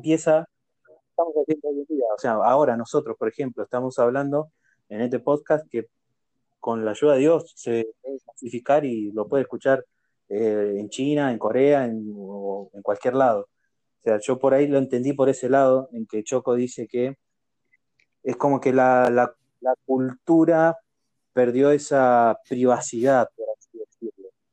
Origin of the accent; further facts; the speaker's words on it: Argentina; yo soy de, Argentina